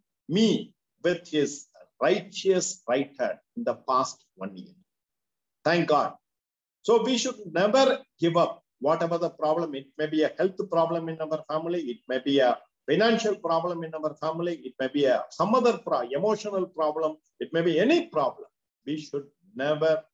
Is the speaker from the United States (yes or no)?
no; Madurai, Tamil Nadu, India; I am from Madurai.